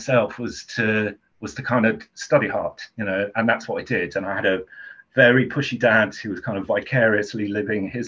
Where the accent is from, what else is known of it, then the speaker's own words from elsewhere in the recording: Southend-on-Sea, East of England, United Kingdom; I grew up in Southend, longest pier in the world